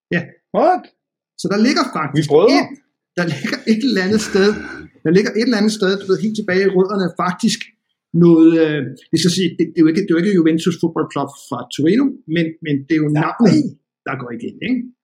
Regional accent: Denmark; jeg kom fra Danmark

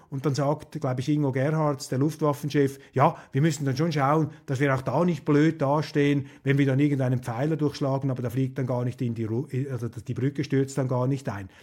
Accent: Switzerland; als Vierteldeutscher und als Schweizer

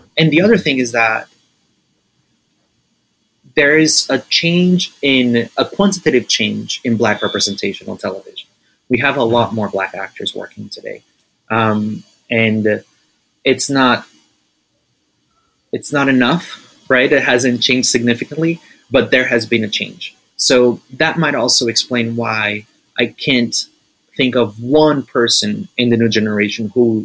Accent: Recife, Pernambuco, Brazil; Recife, actually, my hometown

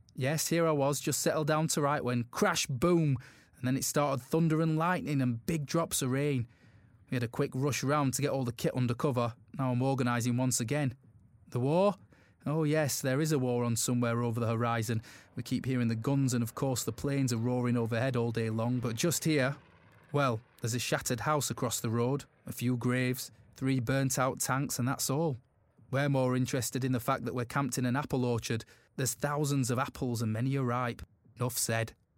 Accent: Glasgow, Scotland, United Kingdom; I was born and brought up in Glasgow

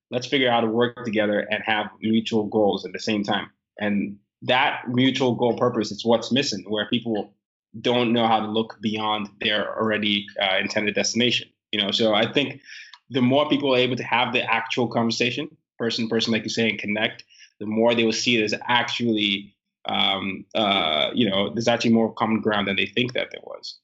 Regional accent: Nigeria; now in United States; I am a Nigerian

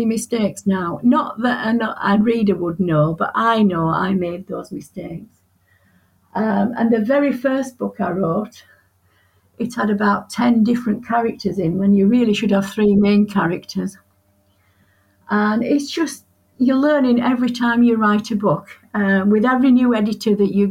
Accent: Yorkshire and the Humber, United Kingdom; I'm from Yorkshire and I tend to write as a Yorkshire woman

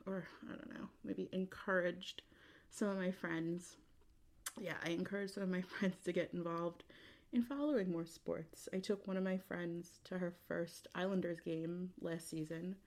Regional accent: New York, United States; I'm from New York

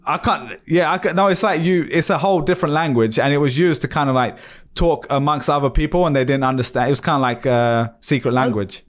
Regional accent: London, United Kingdom; Stone where I was born in East London

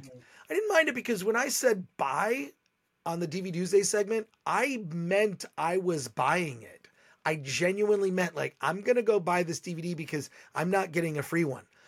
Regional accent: Michigan, United States; now in Los Angeles, United States; I grew up in Michigan.

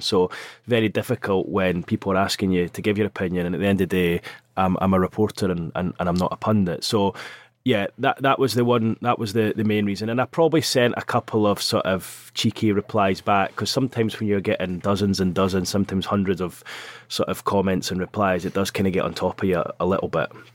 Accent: Scotland, United Kingdom; accent: Scottish; now in North East England, United Kingdom; you can hear it in my accent, I'm Scottish.

